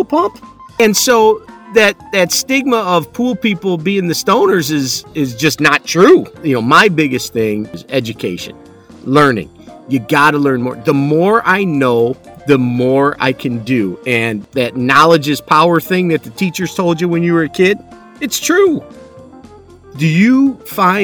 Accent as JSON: {"language": "English", "region": "Michigan", "country": "United States", "said": "we're from the Midwest, so we don't, you know, we don't live that California lifestyle."}